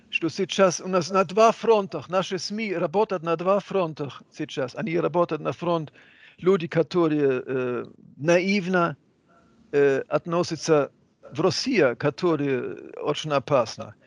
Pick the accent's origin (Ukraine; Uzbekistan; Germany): Germany; Hamburg; Russian is a second language; moved away as an adult; now in Russia; у, моих друзей в, в Гамбурге, откуда я родом